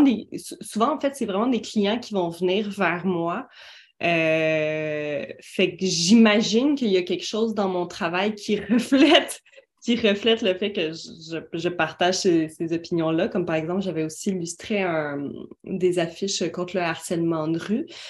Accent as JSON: {"language": "French", "region": "Quebec", "country": "Canada", "said": "Moi, je suis québécoise"}